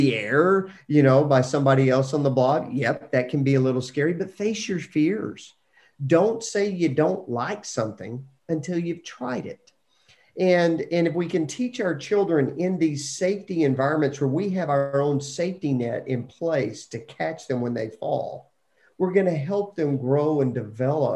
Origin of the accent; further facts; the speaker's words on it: Lubbock, Texas, United States; growing up in Lubbock, Texas, you could jump on your bike and just ride wherever you wanted to go.